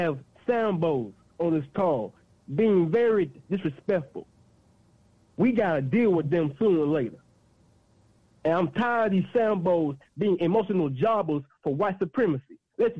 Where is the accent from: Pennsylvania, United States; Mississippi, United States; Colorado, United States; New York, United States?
Mississippi, United States; Oxford; I'm born and raised in Austin, Mississippi, the home of Ole Miss